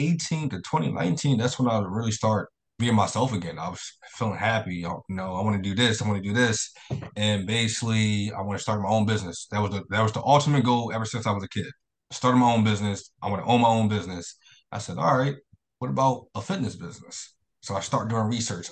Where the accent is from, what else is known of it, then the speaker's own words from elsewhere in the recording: Philadelphia, Pennsylvania, United States; I moved back to Philadelphia. I'm from Philadelphia